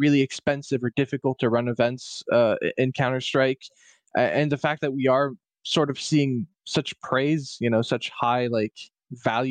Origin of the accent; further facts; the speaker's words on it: Canada; I'm French Canadian